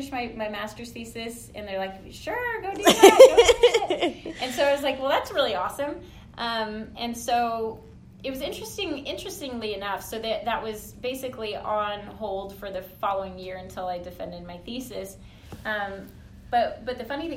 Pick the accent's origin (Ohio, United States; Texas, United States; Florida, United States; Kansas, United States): Texas, United States; San Antonio; I'm from San Antonio